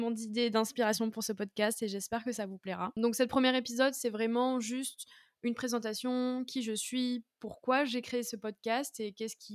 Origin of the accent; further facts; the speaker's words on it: southern France, France; je viens du sud de la France, même si j'ai beaucoup bougé dans ma vie.